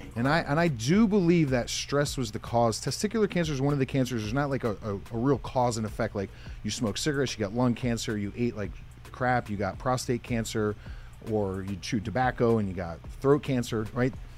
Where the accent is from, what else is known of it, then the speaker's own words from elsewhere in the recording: Pocono Mountains, Northeast Pennsylvania, United States; I'm from Northeast Pennsylvania, called the Pocono Mountains. Grew up on a 75 acre horse farm